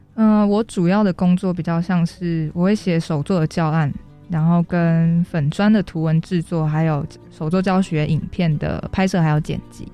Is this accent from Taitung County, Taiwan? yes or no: yes; Taitung County, Taiwan; moved away as an adult; now in Taipei, Taiwan; 我是台东的卑南族